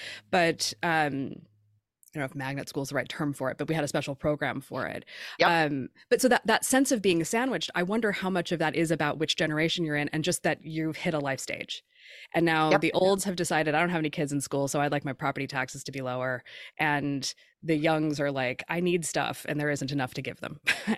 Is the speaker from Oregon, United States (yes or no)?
yes; Oregon, United States; I'm from Oregon, where that's how we funded everything for a long time.